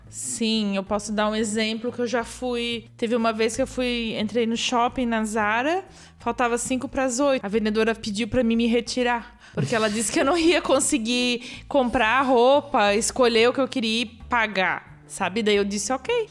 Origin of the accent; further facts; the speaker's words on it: Blumenau, Santa Catarina, Brazil; now in Stuttgart, Germany; sou de Blumenau, desde pequena sempre fui para Oktoberfest